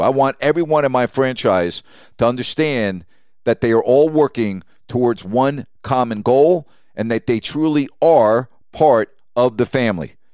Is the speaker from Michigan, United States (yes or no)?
no; Long Island, New York, United States; I didn't grow up in New York City, I grew up on Long Island